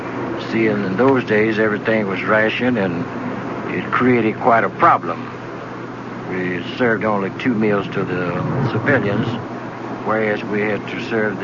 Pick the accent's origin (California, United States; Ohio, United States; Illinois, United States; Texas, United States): Texas, United States; now in Los Angeles, United States; I'm really from Texas, and I moved to Los Angeles. I've been out there ever since